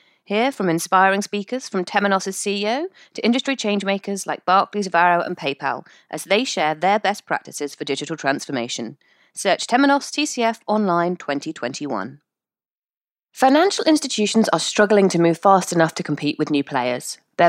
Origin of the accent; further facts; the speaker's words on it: United Kingdom; I'm very British like that.